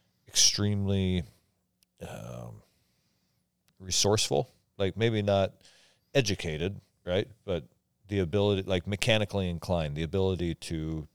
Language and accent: English; Omak, Washington, United States; I grew up in Omak, and I don't remember anybody's dog ever having been bitten by a rattlesnake.